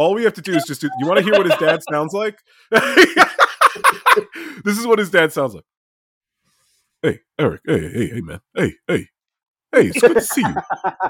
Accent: New Jersey, United States; moved away as an adult; also born or lived in Miami; So Sal and I grew up in New Jersey, and I lived there till I was 24.

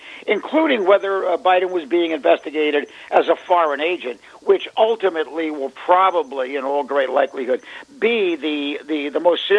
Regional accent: United States; as an American

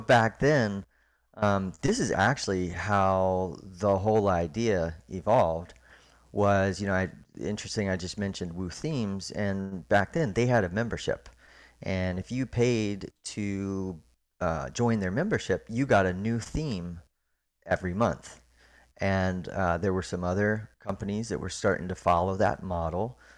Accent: Orlando, Florida, United States; moved away as an adult; also born or lived in Park City, Utah; now in Memphis, United States; I grew up in Orlando, Florida

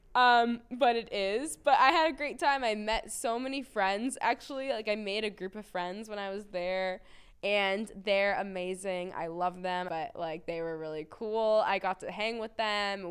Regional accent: Boston, Massachusetts, United States; I growing up in Boston

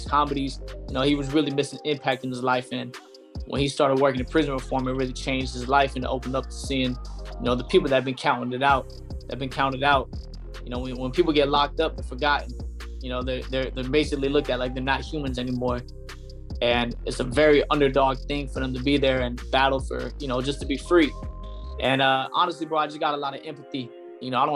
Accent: Fayetteville, North Carolina, United States; moved away as an adult; now in Atlanta, United States; my hometown on December 23rd in Fayetteville, North Carolina.

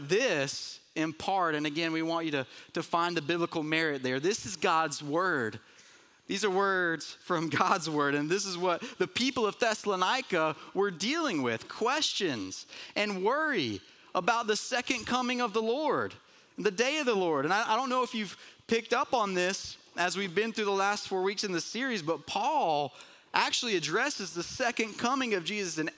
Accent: Murphy, North Carolina, United States; growing up in Murphy, North Carolina, so not far from here

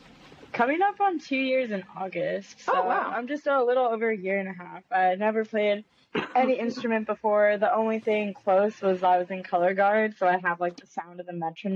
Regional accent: Ontario, California, United States; I'm from Ontario

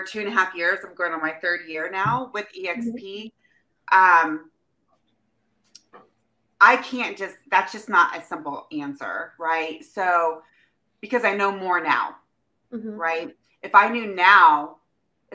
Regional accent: Midwest, United States; now in Temecula, United States; I am from the Midwest

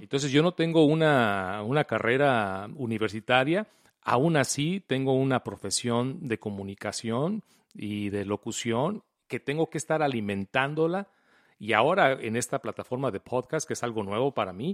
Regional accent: Mexico; also born or lived in Colima, Mexico / Guadalajara, Mexico; yo vivía en la ciudad de Colima? Sí. Y luego nos mudamos a la ciudad de Guadalajara

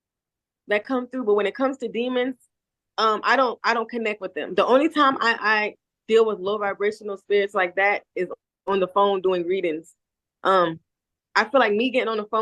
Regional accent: Charleston, South Carolina, United States; also born or lived in Tennessee; now in Jamaica; I am from Charleston

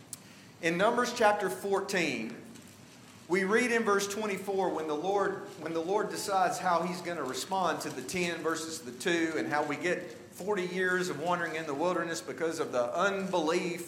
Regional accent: the South, United States; now in Washington, D.C. area, United States; I'm from the South

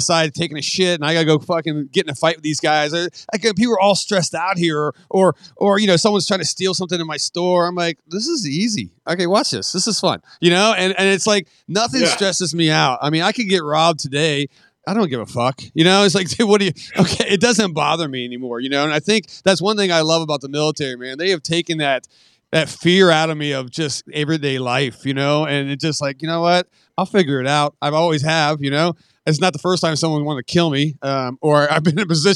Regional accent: West Virginia, United States; I'm from West Virginia

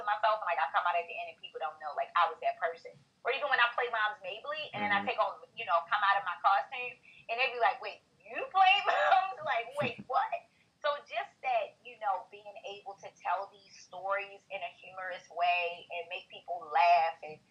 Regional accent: Baltimore, Maryland, United States; I'm really from Baltimore side

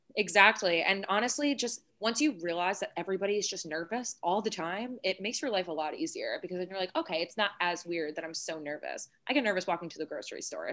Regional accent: Long Island, New York, United States; I'm from Long Island

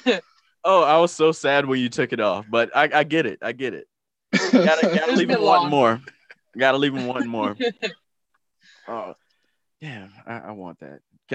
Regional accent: the South, United States; I am from the Twerk Nation, the South.

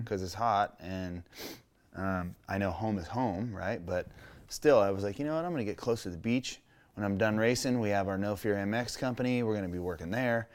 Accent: Menifee, California, United States; also born or lived in Canyon Lake; Growing up in Menifee off the highway

